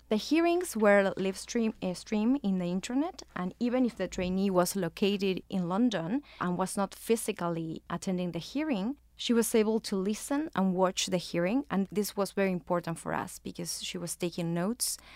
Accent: Argentina; now in New York, United States; I'm originally from Argentina

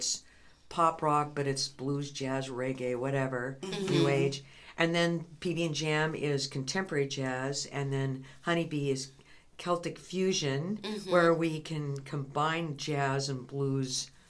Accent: California, United States; moved away as an adult; now in Spokane, United States; So originally from California, but not for very long.

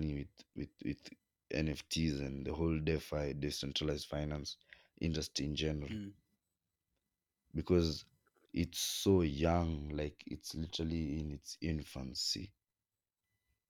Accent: Kenya; as a Kenyan

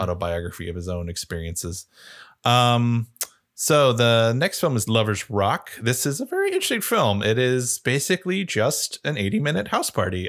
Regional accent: United States; being an American

